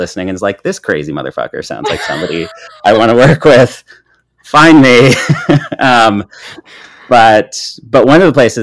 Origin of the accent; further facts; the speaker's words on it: Southern Maine, United States; So I'm from Southern Maine, and one of our like big places we would take trips in school was to Boston.